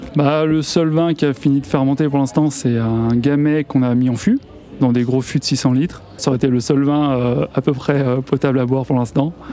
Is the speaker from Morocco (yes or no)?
no; Chamonix, Auvergne-Rhône-Alpes, France; now in Bugey, France; Je suis originaire de Chamonix